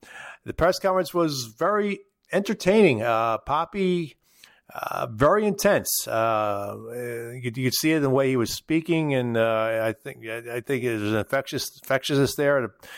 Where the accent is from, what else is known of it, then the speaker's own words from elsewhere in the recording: Philadelphia, Pennsylvania, United States; moved away; my hometown of Philadelphia